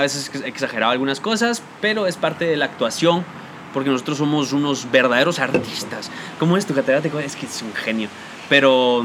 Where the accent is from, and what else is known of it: Guatemala